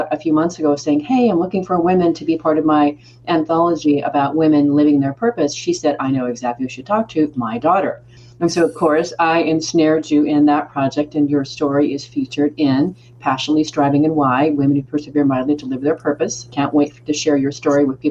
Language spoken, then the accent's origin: English; United States; As an American